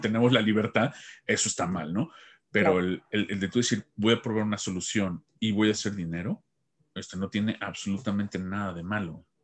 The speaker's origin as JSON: {"language": "Spanish", "country": "Mexico", "said": "como decimos en México"}